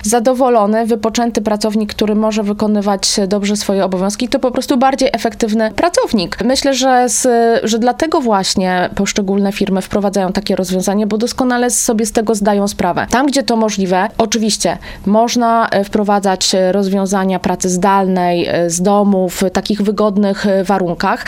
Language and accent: Polish; Kutno, Łódź Voivodeship, Poland; u mnie w rodzinnym Kutnie